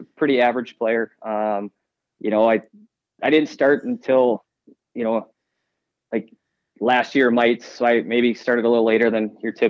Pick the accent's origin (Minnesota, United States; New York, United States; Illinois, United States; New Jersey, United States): Minnesota, United States; Rosemount; I grew up in Rosemont, Minnesota.